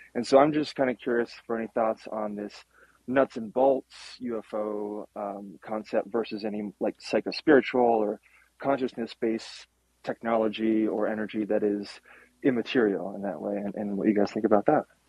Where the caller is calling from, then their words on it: north of Boulder, Colorado, United States; calling here from the farm north of Boulder